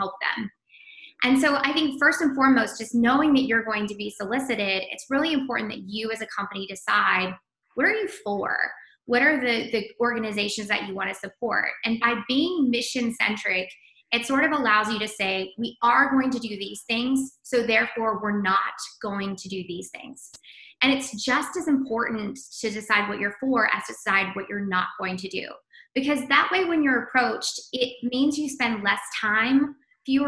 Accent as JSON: {"language": "English", "area": "the Midland, Odessa area", "region": "West Texas", "country": "United States", "tie": "born or raised there", "also_born_or_lived": "Washington, D.C.", "moved": "as an adult", "said": "I'm a native Texan. So it's always a pleasure to be talking to a fellow Texan. I grew up in West Texas, the Midland, Odessa area, moved to DC to work in politics"}